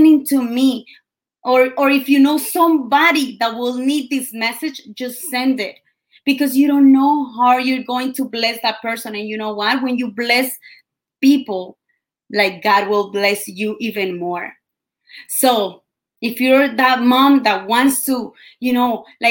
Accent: Colombia; English is a second language; moved away; I came all the way from Colombia

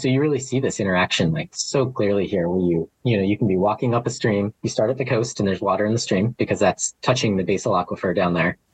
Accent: Flagstaff, Arizona, United States; moved away as an adult; also born or lived in Oahu, Hawaii; now in Maui, United States; I'm originally from Flagstaff, Arizona. So that's where I was born.

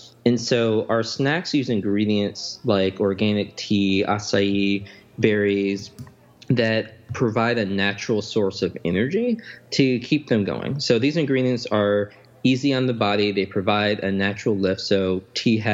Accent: Chicago, Illinois, United States; I grew up in the Chatham neighborhood of Chicago

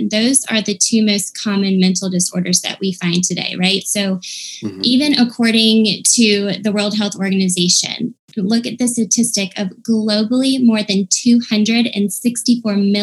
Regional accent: Cornelius, North Carolina, United States; I grew up here in Cornelius, North Carolina

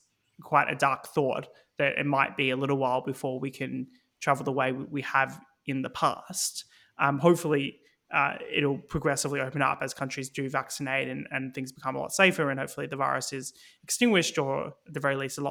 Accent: Victoria, Australia; moved away as an adult; now in United Kingdom; Victoria, my home state

